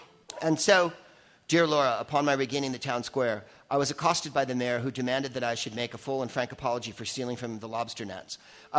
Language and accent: English; San Francisco, California, United States; I'm another comic from San Francisco.